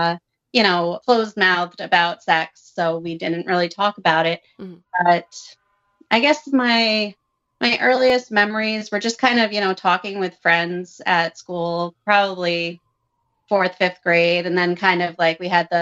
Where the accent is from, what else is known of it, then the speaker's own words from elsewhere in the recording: suburb of Providence, Rhode Island, United States; I am from Rhode Island, and I work in investments. I grew up in a small town, suburb of Providence, Catholic